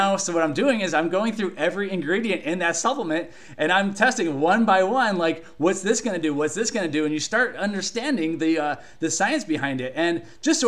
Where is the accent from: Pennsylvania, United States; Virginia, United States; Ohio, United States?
Ohio, United States; Cleveland; I grew up in Cleveland, Ohio